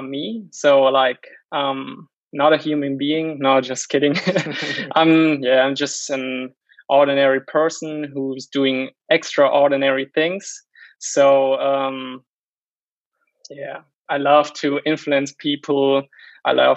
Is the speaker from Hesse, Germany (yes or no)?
no; Weinheim, Baden-Württemberg, Germany; I was born and raised in Germany. Mm-hmm. So I was born in Weinheim